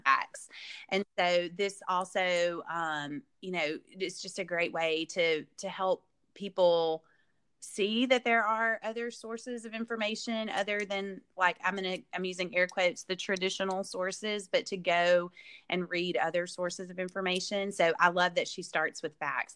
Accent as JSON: {"language": "English", "region": "the South", "country": "United States", "tie": "born or raised there", "said": "growing up in the South, we live, or I, and I still live in a very conservative part of the world"}